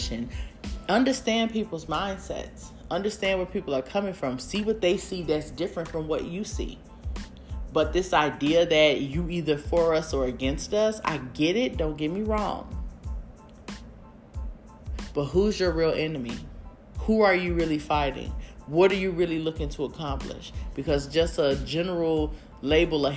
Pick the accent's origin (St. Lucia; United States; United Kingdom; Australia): United States; we as American people